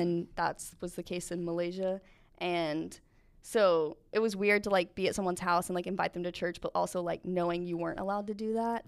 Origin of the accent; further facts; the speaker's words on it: Asheville, North Carolina, United States; moved away; I am from Asheville, North Carolina